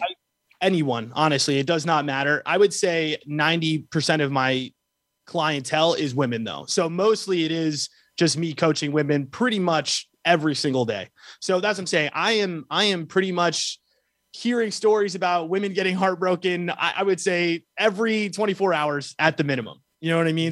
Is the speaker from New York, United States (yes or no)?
yes; New York, United States; I grew up in New York, um, uh, so I'm a city boy